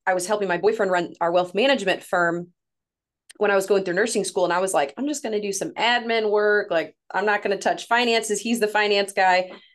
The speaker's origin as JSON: {"language": "English", "area": "St. Louis area", "region": "Missouri", "country": "United States", "tie": "born or raised there", "accent": "northern", "said": "I'm from Saint Louis, Missouri, about thirty-five-ish minutes from Saint Louis, lived here my whole life"}